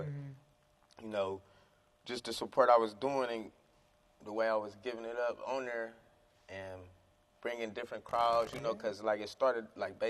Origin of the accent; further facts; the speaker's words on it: East Cleveland, Ohio, United States; It was tough. Like, you know, you just poverty.